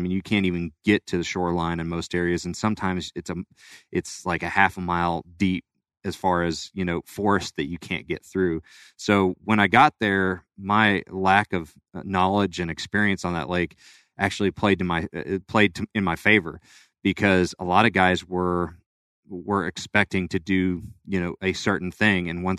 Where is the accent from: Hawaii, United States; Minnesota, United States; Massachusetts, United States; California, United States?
California, United States; also born or lived in Florida; I was born in Florida, but moved to California. That's where I grew up.